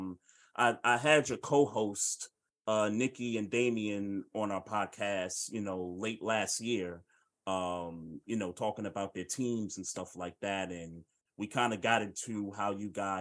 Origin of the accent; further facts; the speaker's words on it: New York City, New York, United States; I grew up in Bed-Stuy, so I'm from New York.